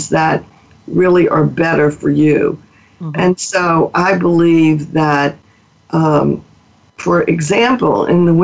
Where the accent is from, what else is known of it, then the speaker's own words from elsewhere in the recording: Mobile, Alabama, United States; moved away as an adult; also born or lived in New Orleans, Louisiana; I grew up in Mobile, Alabama